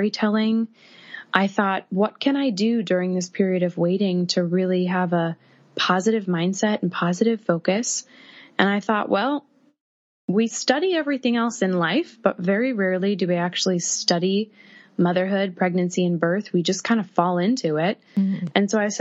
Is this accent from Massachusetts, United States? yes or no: yes; Massachusetts, United States; moved away as an adult; now in New York City, United States; I live in New York City, and I'm originally from Massachusetts